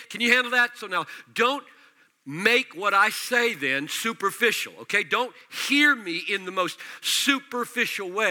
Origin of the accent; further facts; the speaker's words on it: United States; accent: American; I'm speaking American